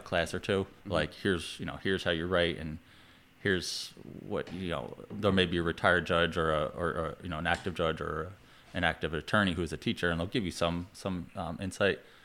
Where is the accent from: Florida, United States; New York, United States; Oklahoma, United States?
New York, United States; also born or lived in Vermont; I'm from New York